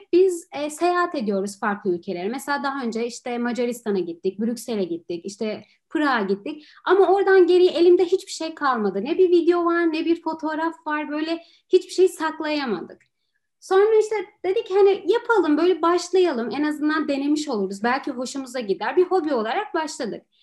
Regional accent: Istanbul, Turkey; moved away as an adult; now in Poland; ben Türkiye'de başka bir şehirde zaten yaşamadım

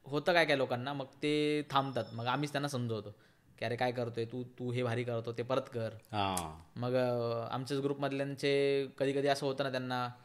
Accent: Maharashtra, India; माझं उत्तर असं आहे त्याच्यावरती की मी मराठी आहे मला खूप अभिमान आहे

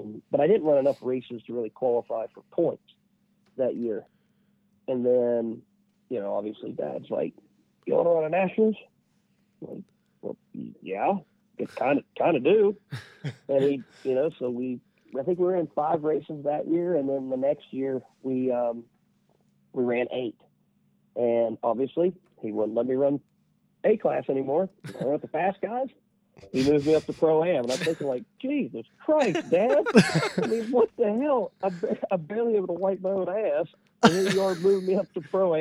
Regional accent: West Union, United States; everybody I grew up with around West Union

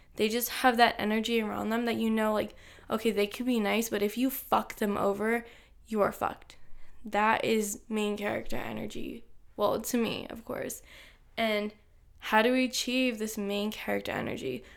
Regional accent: Los Angeles, California, United States; I'm twenty-three years old, and I'm from Los Angeles, California

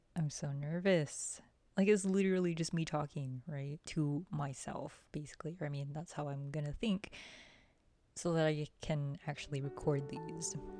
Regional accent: Oglala, South Dakota, United States; moved away as an adult; now in Lawrence, Kansas, United States; I'm Oglala Lakota from Oglala, South Dakota

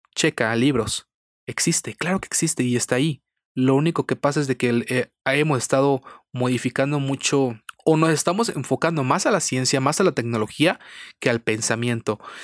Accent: Irapuato, Guanajuato, Mexico; soy de Irapuato, Guanajuato, aquí de México lindo y querido

